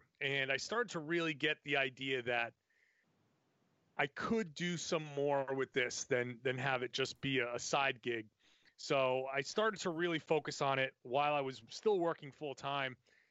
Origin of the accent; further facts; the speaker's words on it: New England, United States; I grew up in the New England area